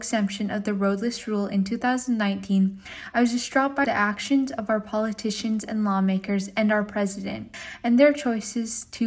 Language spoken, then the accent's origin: English; Unalakleet, Alaska, United States; I'm from Unalakleet in Northwestern Alaska.